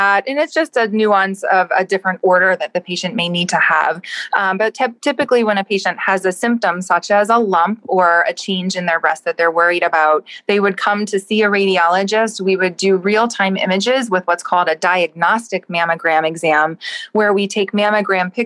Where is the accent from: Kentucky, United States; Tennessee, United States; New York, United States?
Kentucky, United States; Lexington; moved away as an adult; also born or lived in Washington, D.C. / Chicago; now in Cleveland, United States; I'm originally from Lexington, Kentucky.